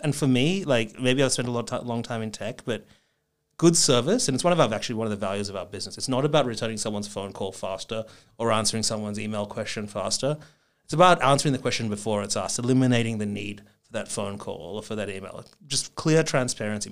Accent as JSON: {"language": "English", "town": "Melbourne", "region": "Victoria", "country": "Australia", "tie": "born or raised there", "also_born_or_lived": "Japan / San Francisco, United States", "moved": "as an adult", "said": "I grew up in Melbourne, spent, um, the first, you know, twenty odd years of my life there."}